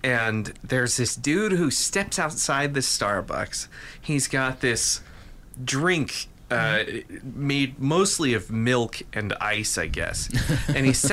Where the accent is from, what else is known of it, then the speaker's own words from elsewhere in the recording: Colorado, United States; moved away; also born or lived in Kansas; I grew up in Colorado